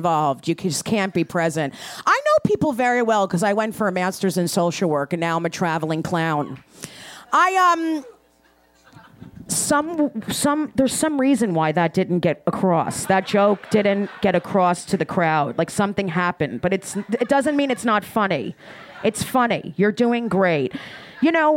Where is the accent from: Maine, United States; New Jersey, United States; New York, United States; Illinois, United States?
New Jersey, United States; I'm Austrian Polish from New Jersey